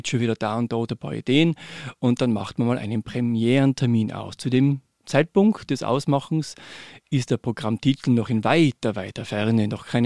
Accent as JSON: {"language": "German", "town": "Innsbruck", "region": "Tyrol", "country": "Austria", "tie": "born or raised there", "said": "aber in Summe das olympische Dorf damals, äh, wo ich aufgewachsen bin, war wunderbar."}